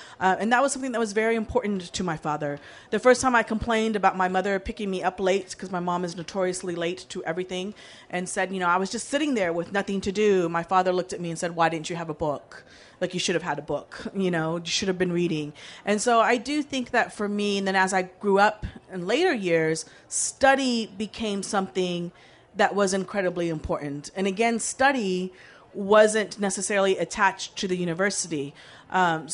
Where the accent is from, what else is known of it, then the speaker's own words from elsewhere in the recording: Texas, United States; I grew up in Texas